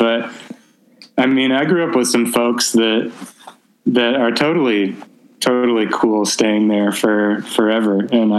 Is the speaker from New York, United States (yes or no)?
no; Glencoe, Illinois, United States; now in Los Angeles, United States; I grew up in Glencoe.